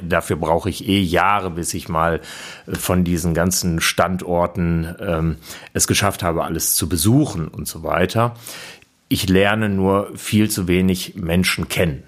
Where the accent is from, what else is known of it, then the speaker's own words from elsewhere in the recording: Bielefeld, North Rhine-Westphalia, Germany; ich komme aus Bielefeld